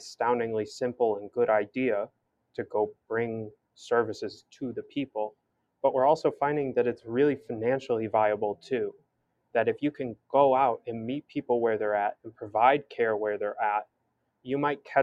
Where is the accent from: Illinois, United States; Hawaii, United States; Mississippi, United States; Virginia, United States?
Illinois, United States; Hinsdale; moved away as an adult; now in Miami, United States; I grew up in Hinsdale, Burr Ridge, kind of like right on County Line Road